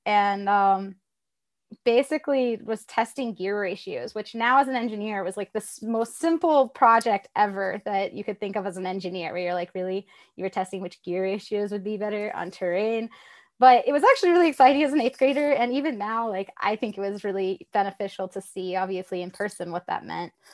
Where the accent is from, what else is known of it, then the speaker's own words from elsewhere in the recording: Tennessee, United States; I'm from Tennessee